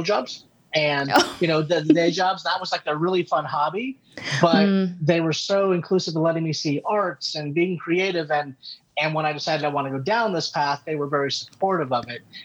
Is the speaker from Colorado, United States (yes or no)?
yes; Denver, Colorado, United States; moved away; also born or lived in Albuquerque, New Mexico / upstate New York / Seattle, Washington / Los Angeles, California; I grew up in Denver from the time I was five.